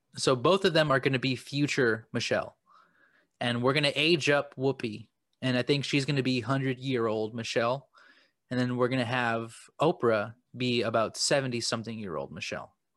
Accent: United States

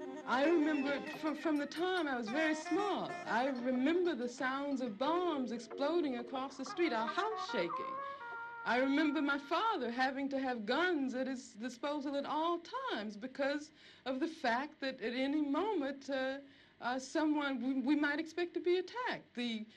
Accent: Birmingham, Alabama, United States; I grew up in Birmingham, Alabama.

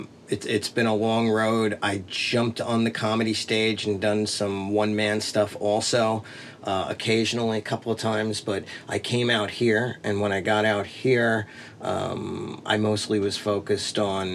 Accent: New York, United States; moved away; I'm from New York.

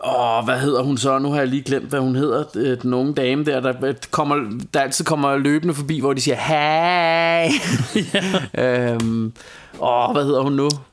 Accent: Denmark; jeg er fra Danmark

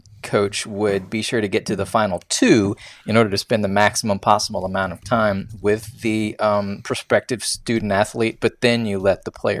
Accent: West Virginia, United States; I'm from West Virginia. They dropped me in a forest and I chopped it down and built stuff with it.

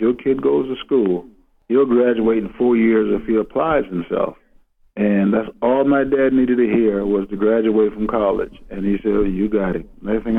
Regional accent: South Carolina, United States; I grew up in South Carolina

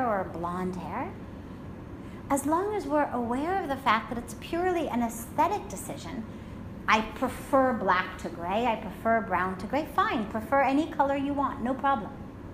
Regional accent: United States; I'm American

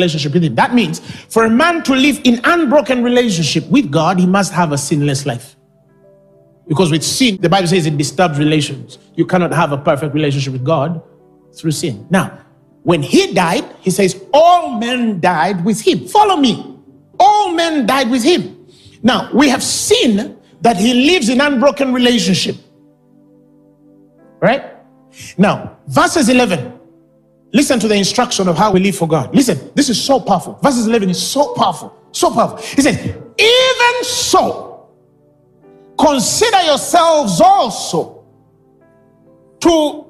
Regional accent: Uganda; I was born and raised in Uganda. I love my nation

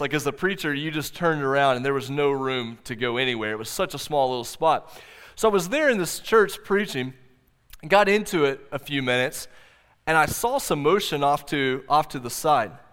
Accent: Oklahoma, United States; I grew up here in Oklahoma

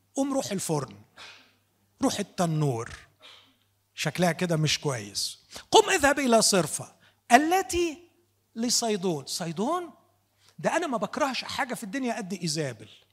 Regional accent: Upper Egypt, Egypt; عندنا في الصعيد

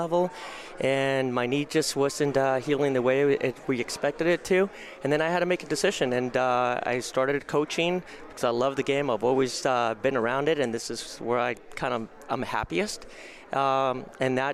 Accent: Bay Area, California, United States; I was from the Bay Area, so I lived at home.

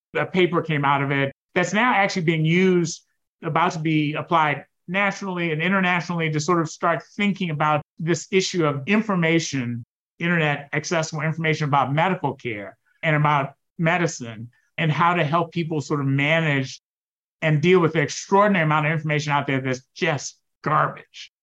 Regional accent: United States; being African American, being the son of an immigrant

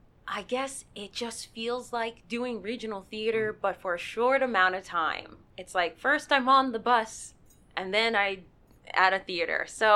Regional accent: Virginia, United States; I'm originally from Virginia

